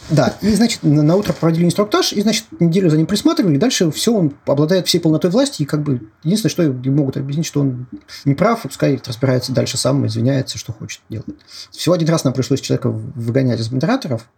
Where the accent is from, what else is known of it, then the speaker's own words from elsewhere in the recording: Moscow, Russia; Я москвич